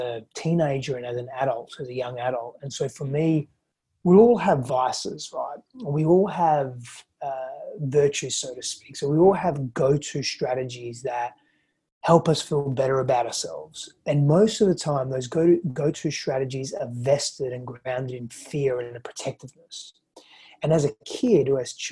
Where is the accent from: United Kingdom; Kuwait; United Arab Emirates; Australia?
Australia; also born or lived in Greece; I was born in Australia. I grew up though in Greece and Australia